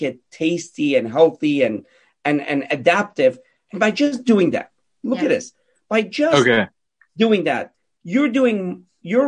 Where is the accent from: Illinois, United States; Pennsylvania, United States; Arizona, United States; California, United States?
Pennsylvania, United States; Pittsburgh; I grew up in Pittsburgh